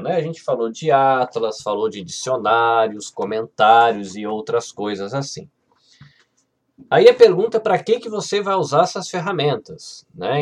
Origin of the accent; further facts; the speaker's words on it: Brazil; A gente brasileiro